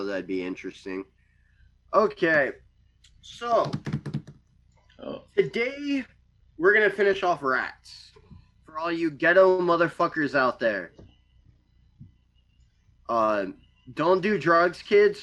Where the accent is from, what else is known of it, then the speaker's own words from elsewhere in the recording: United States; I'm American.